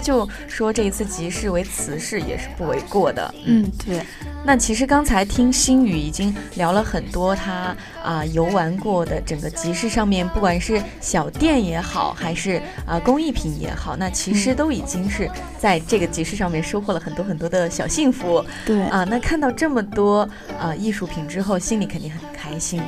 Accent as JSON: {"language": "Chinese", "region": "northern China", "country": "China", "moved": "yes", "lives_now": "Jinhua, China", "said": "我作为一个北方人呢，其实我不是很喜欢吃甜食的"}